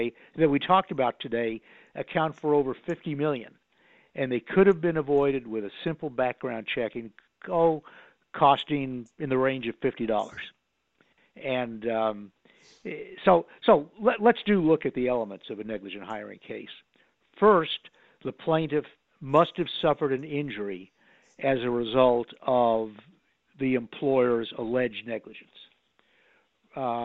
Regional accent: Connecticut, United States; I was from Connecticut

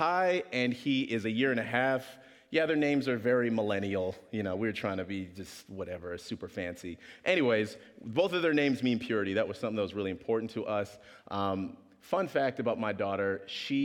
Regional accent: Regina, Saskatchewan, Canada; also born or lived in Kingston, Jamaica; I was raised in Saskatchewan

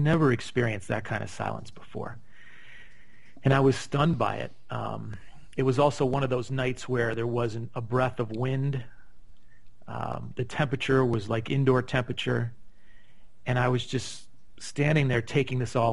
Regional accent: Chicago, Illinois, United States; moved away as an adult; now in Scottsdale, United States; I grew up in Chicago.

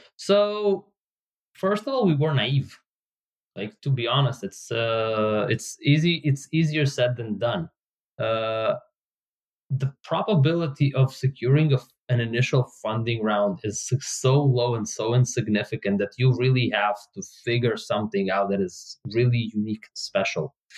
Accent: Israel; English is a second language; moved away as an adult; also born or lived in Soviet Union; now in Bay Area, United States; at the age of nine i moved from soviet union to israel and at the age of 41, I moved from Israel to the Bay Area in the US

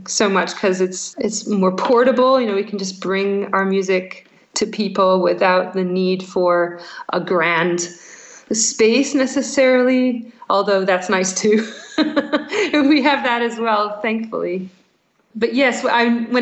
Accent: United States; moved away as an adult; now in Scotland, United Kingdom; American in Scotland

